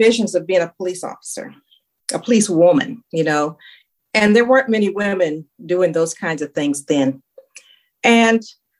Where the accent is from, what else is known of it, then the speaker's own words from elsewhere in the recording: Los Angeles, California, United States; South Central Los Angeles, okay.